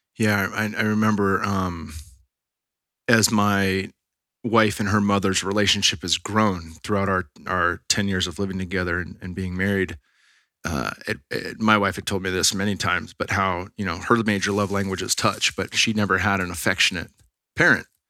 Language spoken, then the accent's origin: English; Bay Area, California, United States; we're from the Bay Area